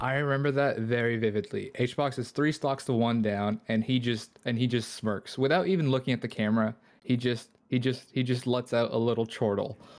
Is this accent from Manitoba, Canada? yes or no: no; Toronto, Ontario, Canada; I'm from Toronto